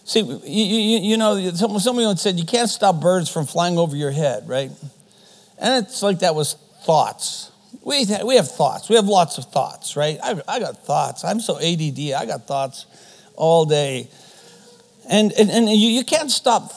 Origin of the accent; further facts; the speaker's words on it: Canada; first language German; English is a second language; mom and dad came from Germany. And so German is my first language. We lived in a German community. There was really no need for me to speak English, so I didn't. And then for some reason in Canadian schools, they want you to speak English.